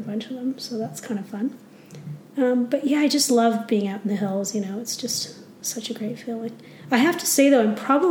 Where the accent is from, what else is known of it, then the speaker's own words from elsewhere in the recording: Ontario, Canada; moved away as an adult; now in Canmore, Canada; I grew up in Ontario